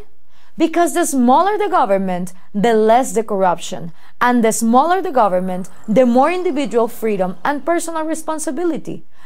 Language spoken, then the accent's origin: English; Guatemala; I live in Guatemala and I work throughout Latin America